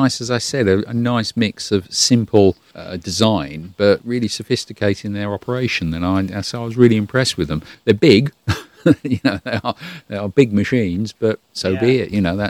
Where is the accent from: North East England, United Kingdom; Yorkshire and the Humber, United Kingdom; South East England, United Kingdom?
South East England, United Kingdom; Brighton; now in Derby, United Kingdom; I'm from Brighton originally, which is completely the opposite end of the UK, down on the south coast with the English Channel. Next stop would be France. But I live in the Midlands, in Derby, near Nottingham